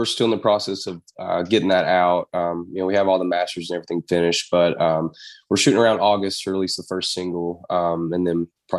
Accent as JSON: {"language": "English", "town": "Paintsville", "region": "Kentucky", "country": "United States", "tie": "born or raised there", "lives_now": "Lexington, United States", "said": "that's my hometown"}